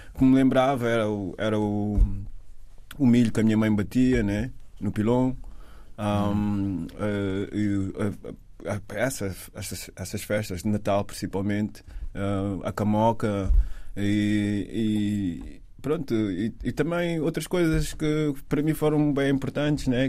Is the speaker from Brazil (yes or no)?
no; Amadora, Lisbon, Portugal; moved away as an adult; also born or lived in London, United Kingdom; nasci na Cova da Moura